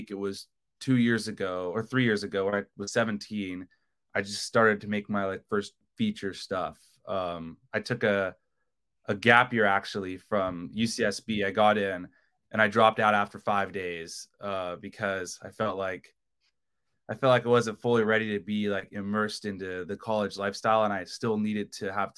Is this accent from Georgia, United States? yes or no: no; Long Beach, California, United States; I'm from Long Beach, California, 20 years old